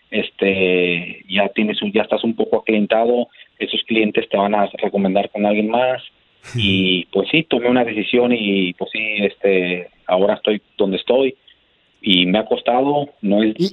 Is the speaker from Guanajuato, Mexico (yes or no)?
yes; Guanajuato, Mexico; now in United States; De Guanajuato.